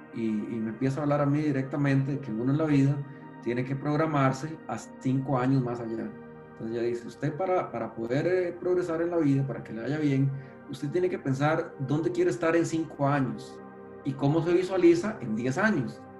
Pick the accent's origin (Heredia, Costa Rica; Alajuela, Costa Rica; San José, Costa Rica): San José, Costa Rica; nací aquí en San José, si mal no recuerdo, específicamente en el Hospital México, pero soy de acá, de, la provincia de, San José